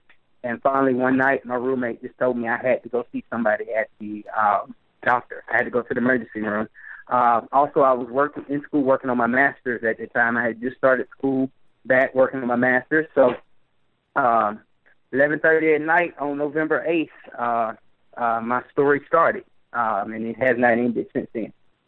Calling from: Pensacola, Florida, United States; Pensacola, Florida.

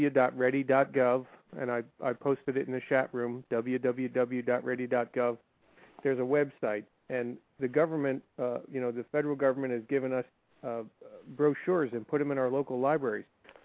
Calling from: Maryland, United States; I'm calling from Maryland.

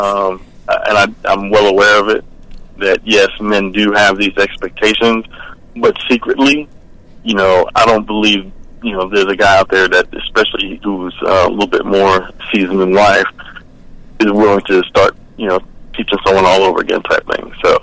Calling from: Atlanta, Georgia, United States

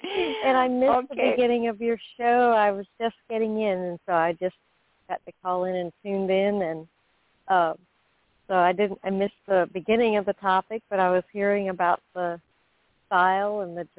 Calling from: Florida, United States; I'm calling from Florida.

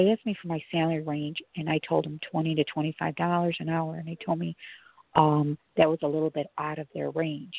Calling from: Chicago, Illinois, United States; Hello. I'm calling from Chicago.

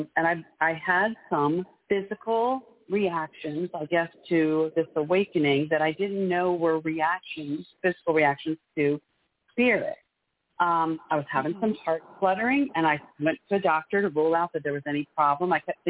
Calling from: Maryland, United States; I'm calling from Maryland.

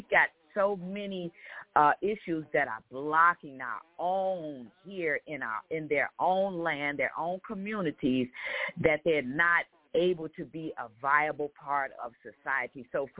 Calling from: Chicago, Illinois, United States; calling from Chicago.

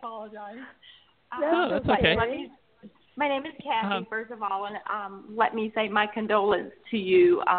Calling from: Georgia, United States

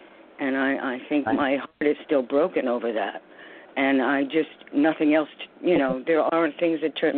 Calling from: New York, United States; I'm calling from New York also.

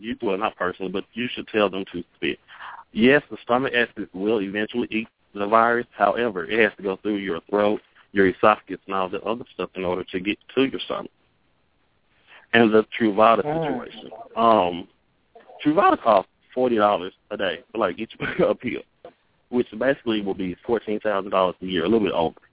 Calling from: Jackson, Mississippi, United States; I'm calling from Jackson, Mississippi

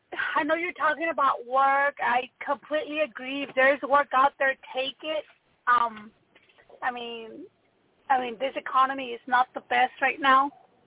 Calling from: Texas, United States; I'm calling from Texas.

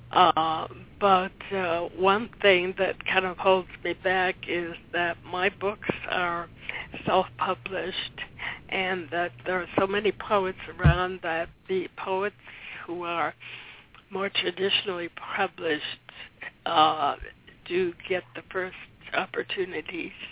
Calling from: Watertown, Massachusetts, United States

